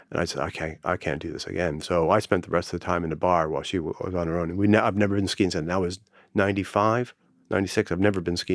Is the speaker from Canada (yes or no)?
yes; Canada; also born or lived in -; everyone assumes because I'm Canadian, I can ski, and I can. In that, uh, where I grew up, and the various places I live in Canada, it was only an hour or two drive before you got up in the mountain you could ski.